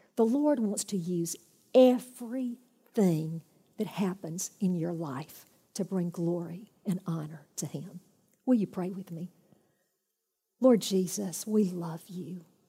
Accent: United States; I'm come from America.

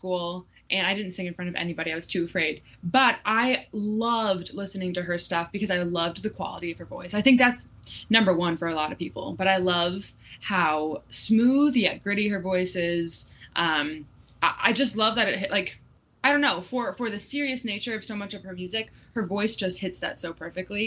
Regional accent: North Carolina, United States; now in Nashville, United States; I'm originally from North Carolina. Now I'm in Nashville

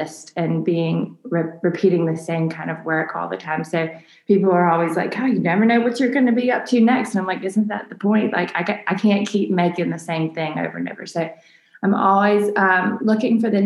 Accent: Mobile, Alabama, United States; Mobile is my home, born and raised here

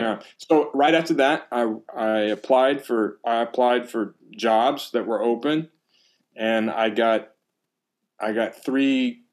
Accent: Louisiana, United States; I come from South Louisiana, so what we call wrestling is wrestling.

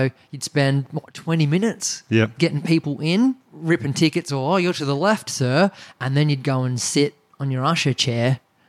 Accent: Greensborough, Victoria, Australia; Yeah, you go on the Hurstbridge train line, ladies and gentlemen. Now it's the Diamond Creek train line. The Dymo's got a train station. It's about a 50-minute train ride.

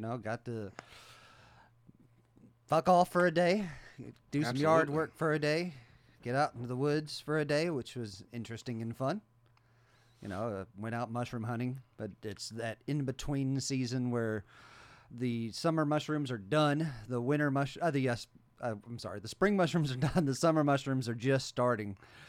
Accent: West Virginia, United States; I grew up in West Virginia. I know what to look for these things.

